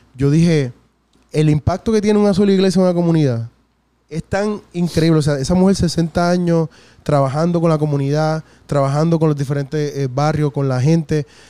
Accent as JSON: {"language": "Spanish", "town": "San Juan", "country": "Puerto Rico", "tie": "born or raised there", "said": "yo me crié en Villa Palmera este, hasta los 13 años."}